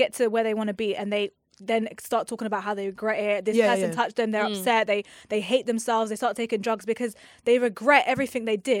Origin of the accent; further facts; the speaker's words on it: London, United Kingdom; I'm from London.